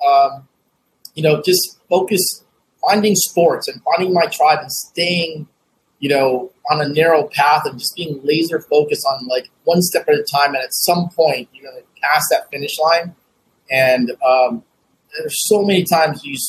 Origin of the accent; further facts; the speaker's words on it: United States; also born or lived in Vietnam (home country, left as child); I did make a trip back to my home country in my early 30s, and just to reconnect with the world I left behind, because I kind of like, I jokingly said, tell folks, like, you know, I'm a corn-fed Asian, right? And so like, I'm as American as American me